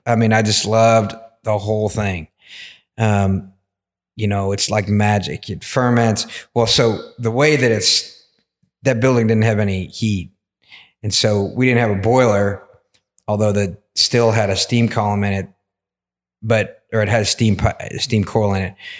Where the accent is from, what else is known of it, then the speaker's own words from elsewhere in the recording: Versailles, Kentucky, United States; also born or lived in Atlanta; I grew up in Versailles in Woodford County